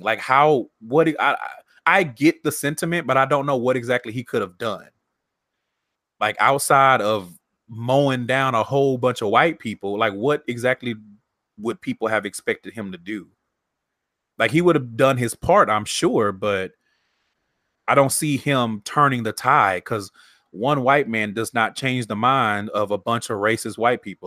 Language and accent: English; Texas, United States; I'm from Texas